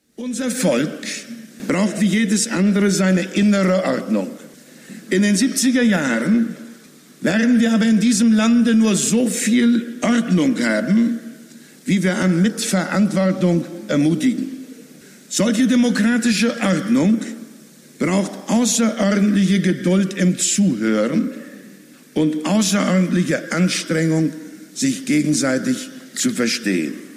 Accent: Germany; ich habe in der DDR meine Kindheit verbracht

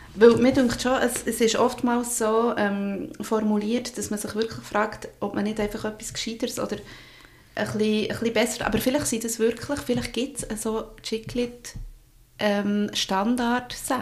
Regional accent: Bern, Switzerland; accent: Berndeutsch

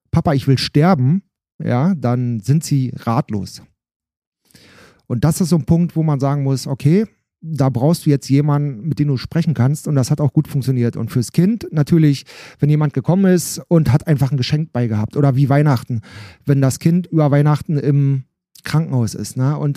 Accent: Alt-Ranft, Brandenburg, Germany; ich komme aus Alt-Ramft, das ist ein Teil, Ortsteil von Bad Freienwalde

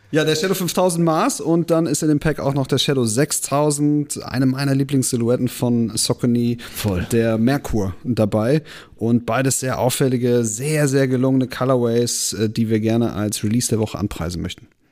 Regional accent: Bremen, Germany; wir sind halt Bremer

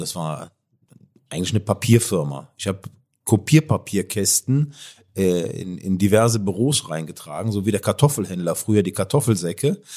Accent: Cologne, North Rhine-Westphalia, Germany; Ich, ich komme aus, aus, aus Köln

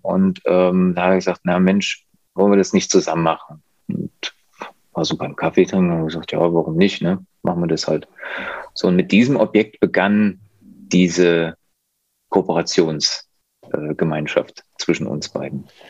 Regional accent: near Leipzig, Saxony, Germany

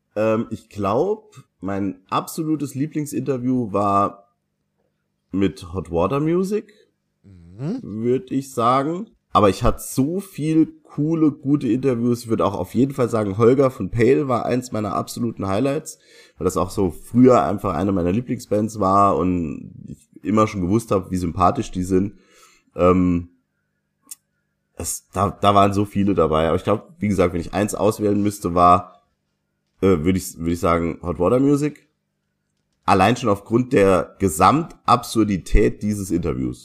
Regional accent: Saarland, Germany; das Stigma, das wir Saarländer haben

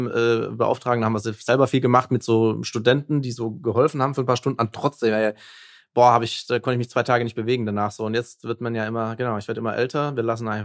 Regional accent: Baden-Württemberg, Germany; ich komme ja auch aus der Nähe von Stuttgart, also Süddeutschland hat für uns auch familiär Sinn gemacht.

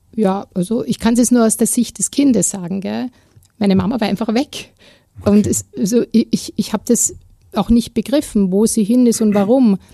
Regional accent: Vienna, Austria; also born or lived in Klosterneuburg; ich bin ja in Wien aufgewachsen, im Rande, im Randbezirk, im 19. Bezirk

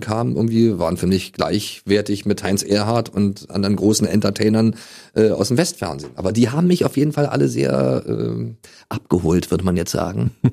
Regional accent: Germany; letzten Endes bin ich ja in der DDR damals groß geworden

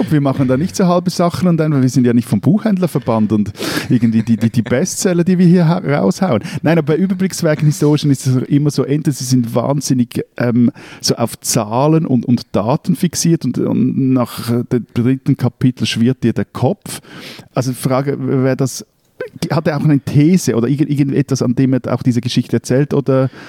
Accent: Switzerland

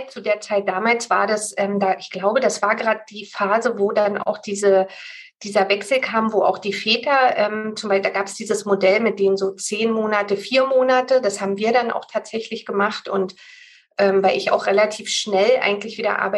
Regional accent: Berlin, Germany; ich wohne ja in Berlin und bin auch eine Berliner Pflanze, bin hier groß geworden

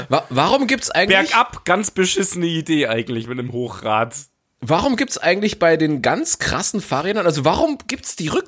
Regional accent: Munich, Bavaria, Germany; wir als Münchner sind da hingejuckelt und wir fanden das mega cool. In München bist du nicht so 100% immer in die Clubs gekommen.

